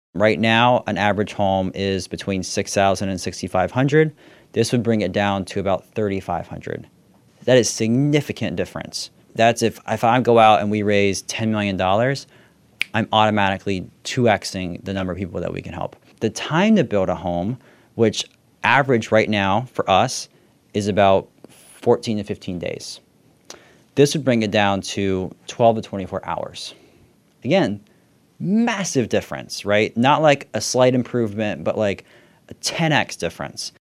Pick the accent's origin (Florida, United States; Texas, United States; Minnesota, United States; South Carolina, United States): Florida, United States; South; I grew up down in South Florida, so as close to Haiti.